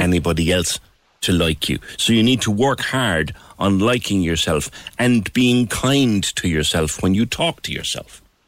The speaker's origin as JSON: {"language": "English", "country": "Ireland"}